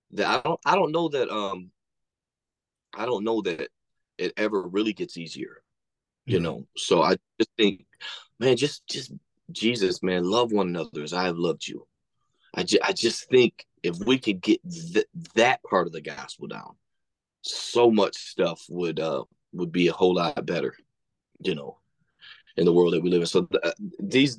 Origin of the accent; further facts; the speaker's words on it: West Frankfort, Illinois, United States; also born or lived in Battle Creek, Michigan / Kentucky; I'm originally from Battle Creek, Michigan, but then when my parents divorced, we moved down to like West Frankfort, Illinois, but basically Kentucky